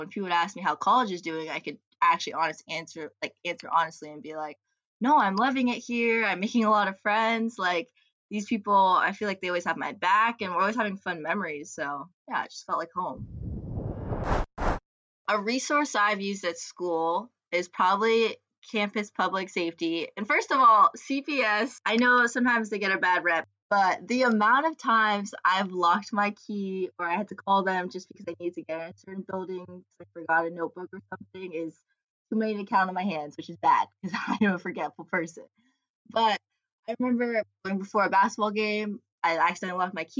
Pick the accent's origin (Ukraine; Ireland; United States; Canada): United States; Beaverton, Oregon; I'm from Beaverton, Oregon.